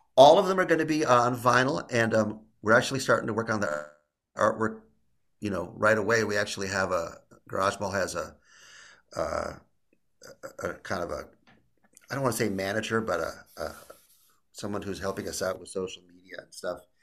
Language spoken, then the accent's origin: English; Illinois, United States; I'm from Illinois